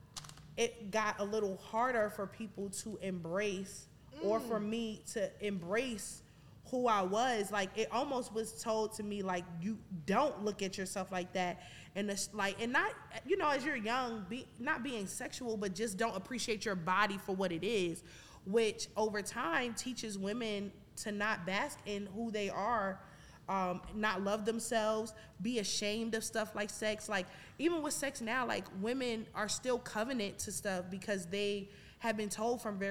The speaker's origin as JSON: {"language": "English", "town": "New York City", "region": "New York", "country": "United States", "tie": "born or raised there", "moved": "yes", "said": "from Brooklyn"}